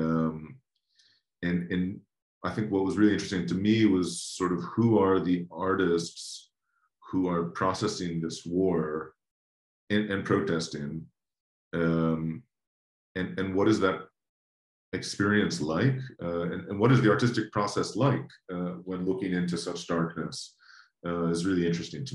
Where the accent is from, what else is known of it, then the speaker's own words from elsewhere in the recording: United States; as an American growing up in the United States